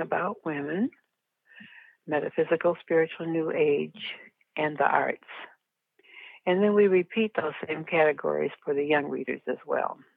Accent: Detroit, Michigan, United States; I live in Detroit. I was born in Detroit.

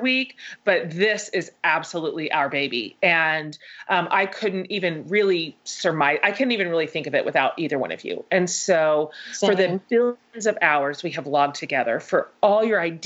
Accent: the South, United States; we're all from the South. We're all in the South.

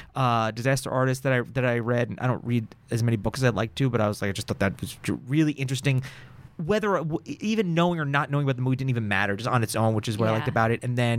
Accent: New York, United States; So California was new to me. I came from New York

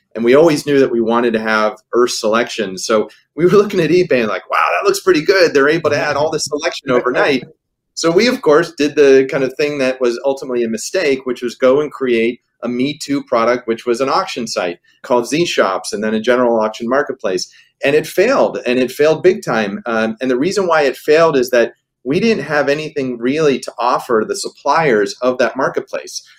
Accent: Pittsburgh, Pennsylvania, United States; moved away; I was a kid growing up in Pittsburgh

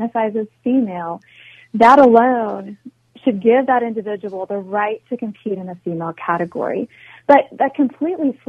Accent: Midwest, United States; now in Washington, D.C., United States; I'm originally from the Midwest

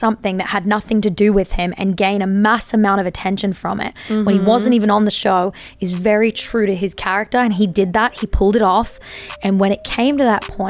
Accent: Australia; we're both Australian

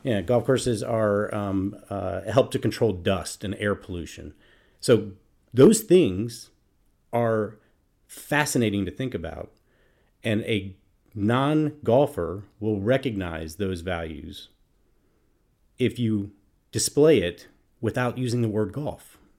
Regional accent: Minnesota, United States; I'm from Minnesota

